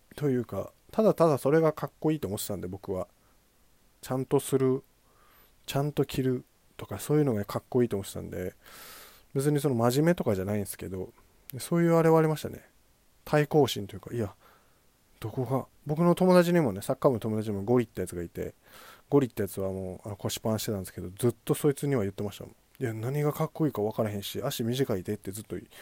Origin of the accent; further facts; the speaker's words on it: Itami, Hyogo, Japan; 伊丹市立東中学校ってとこ出身